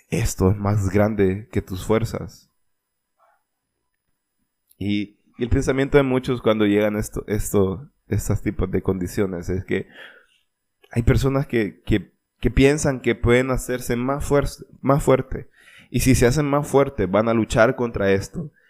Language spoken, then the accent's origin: Spanish; Olancho, Honduras; más que todo de donde yo soy en Olancho se dice, lo he escuchado mucho y es que pues al menos seguimos respirando.